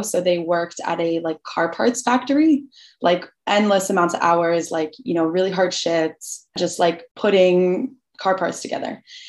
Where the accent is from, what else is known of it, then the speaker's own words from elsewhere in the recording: Naples, Florida, United States; English is a second language; also born or lived in Albania; So then we decided to move to Naples, Florida, because we just like knew someone there